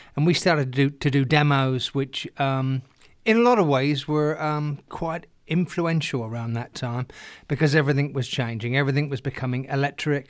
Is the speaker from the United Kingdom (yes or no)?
yes; England, United Kingdom; now in Los Angeles, United States; growing up in England